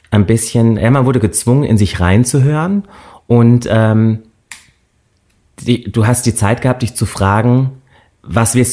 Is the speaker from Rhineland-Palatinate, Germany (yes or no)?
yes; Böchingen, Rhineland-Palatinate, Germany; also born or lived in Landau; ich bin in Landau geboren {S1} Mhm. Äh, wir haben da {S0} auch nur relativ kurz gewohnt und sind dann in ein ganz kleines Dorf gezogen, Böchingen.